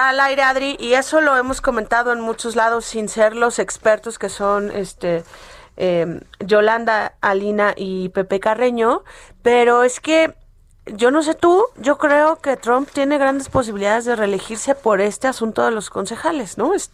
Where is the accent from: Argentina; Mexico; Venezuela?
Mexico; la crítica que nosotros como mexicanos siempre hemos hecho